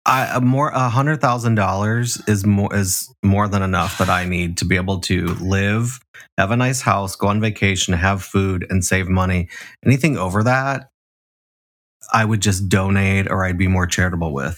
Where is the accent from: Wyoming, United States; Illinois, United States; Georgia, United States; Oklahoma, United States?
Illinois, United States; Chicago; I'm from Chicago, the South Side